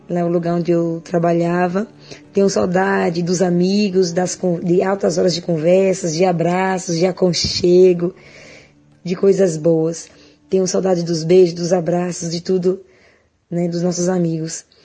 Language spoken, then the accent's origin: Portuguese; Xique-Xique, Bahia, Brazil; sou de Chique Chique, moro aqui no bairro do BNH Velho.